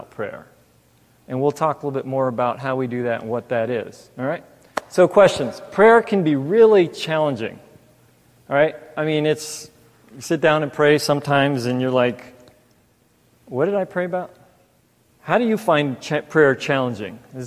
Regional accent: Los Angeles, California, United States; also born or lived in New York; now in Mansfield, United States; I grew up in California, L.A. area. Was in first it was Torrance, then South Bay, South Bay, La Puente.

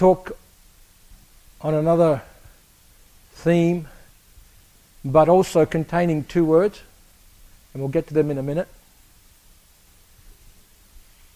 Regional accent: Australia; moved away; I grew up in Australia

